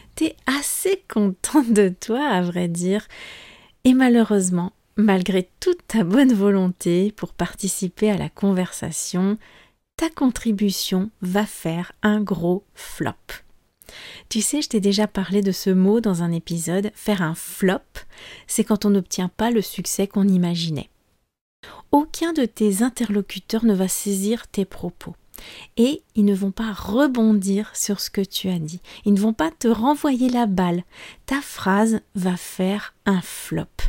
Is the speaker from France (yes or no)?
yes; France